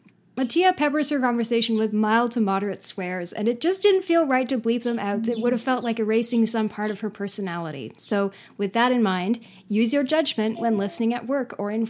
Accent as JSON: {"language": "English", "country": "Canada", "said": "I'm a British-Canadian artist, writer, and librarian in Canada."}